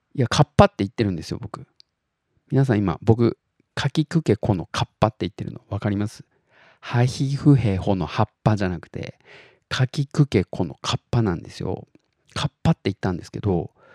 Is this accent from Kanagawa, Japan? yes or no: no; Tottori, Japan; 僕が鳥取生まれギターポップ育ち